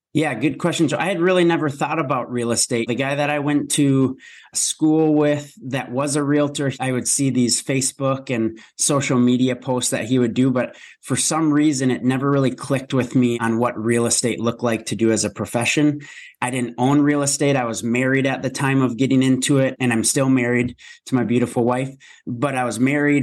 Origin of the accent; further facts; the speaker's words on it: Minnesota, United States; born and raised in Minnesota